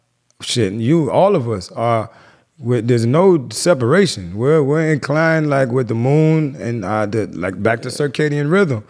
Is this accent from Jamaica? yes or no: yes; Jamaica; I'm Jamaican. I grew up around Rastas and so it's real, you know what I mean?